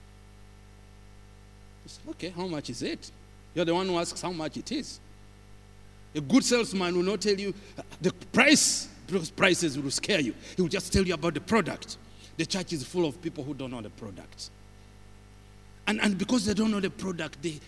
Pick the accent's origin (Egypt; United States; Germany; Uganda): Uganda; where do you come from? I said, Uganda.